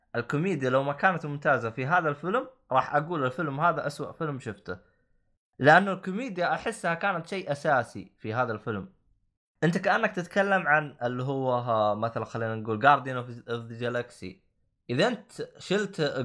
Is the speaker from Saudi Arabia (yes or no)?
yes; Saudi Arabia; now in United Kingdom; عندنا بالسعوديه